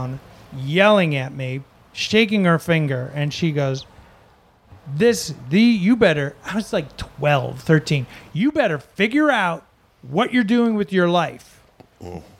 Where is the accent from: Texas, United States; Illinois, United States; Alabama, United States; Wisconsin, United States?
Wisconsin, United States; Mayville; growing up in Mayville, Wisconsin, 3,000 people, no movie theater, nothing to do, 13 years old